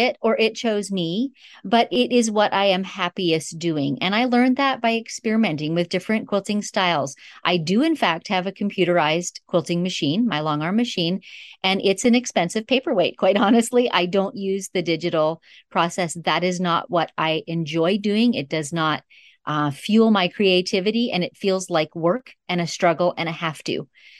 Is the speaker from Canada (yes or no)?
yes; Northern Canada, Canada; But I grew up in Northern Canada. And my parents were honestly pioneers.